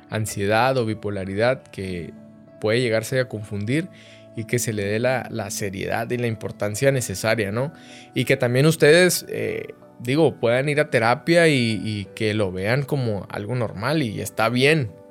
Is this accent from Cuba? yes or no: no; northern Mexico, Mexico; tengo 31 años de edad, eh, soy norteño orgullosamente del país de México